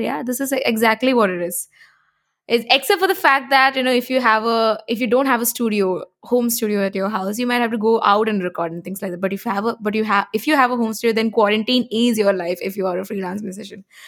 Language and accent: English; Kerala, India; I'm a South Indian, I'm from Kerala.